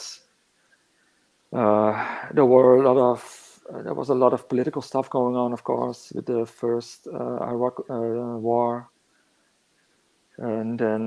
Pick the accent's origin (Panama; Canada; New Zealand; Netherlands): Netherlands; northern Netherlands; moved away as an adult; now in Hamburg, Germany; I grew up in the Netherlands, lived there for a long time, actually. I only moved to Hamburg in 2017, I think